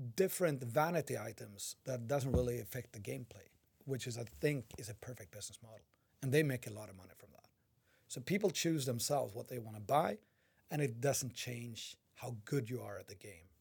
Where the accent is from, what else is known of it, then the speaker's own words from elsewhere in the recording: Umeå, Västerbotten County, Sweden; English is a second language; moved away; I was visiting my hometown of Umeå.